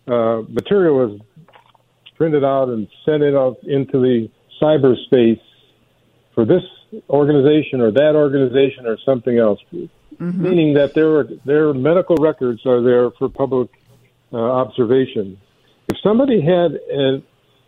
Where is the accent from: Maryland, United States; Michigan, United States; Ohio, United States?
Michigan, United States; Detroit; I grew up in Detroit